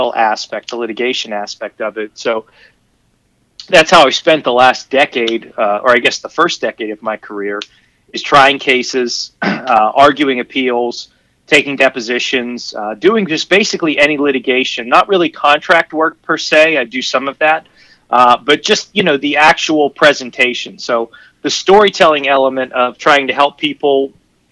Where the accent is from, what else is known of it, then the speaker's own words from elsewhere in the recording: Pittsburgh, Pennsylvania, United States; the real lawyer, is from Pittsburgh, Pennsylvania, right here in the lovely, lovely city of black and gold